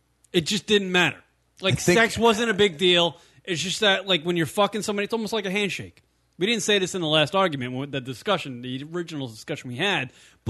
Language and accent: English; United States; we grew up in America.